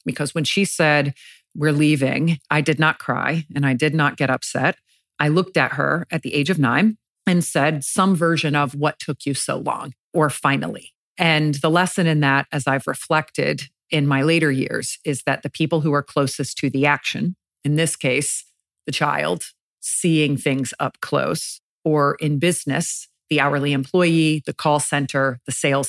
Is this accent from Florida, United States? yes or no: yes; Jacksonville, Florida, United States; I grew up in Jacksonville, Florida.